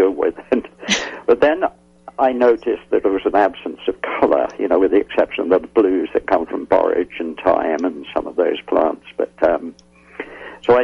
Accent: England, United Kingdom; moved away; When I was a youngster growing up in England

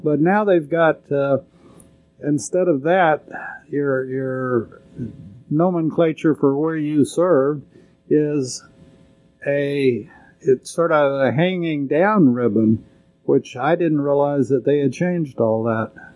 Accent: Lubbock, Texas, United States; growing up in Lubbock

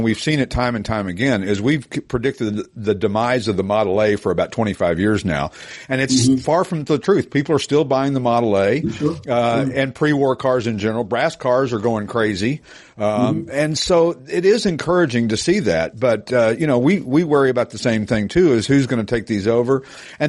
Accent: Knoxville, Tennessee, United States; I grew up in Knoxville, just north of there.

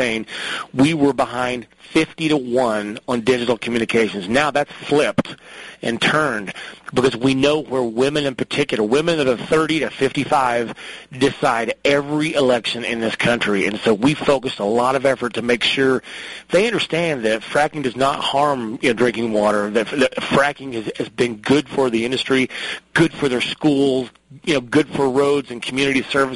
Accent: Oklahoma City, Oklahoma, United States; moved away as an adult; now in Colorado, United States; I grew up in Oklahoma City where you had three TV stations and a PBS station

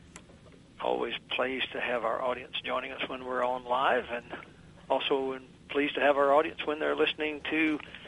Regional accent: southwestern Virginia, United States; moved away as an adult; now in Northern Virginia, United States; my wife and I grew up about 300 miles from here in southwestern Virginia

